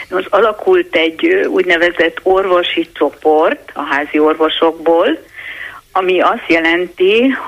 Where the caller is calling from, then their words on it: Pomáz, Pest, Hungary; Jó napot kívánok, Gergő, én Pomázról vagyok, egy érintett.